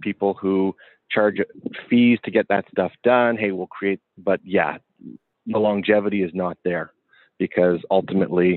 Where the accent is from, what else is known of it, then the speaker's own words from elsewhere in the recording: Canada; We were both being Canadian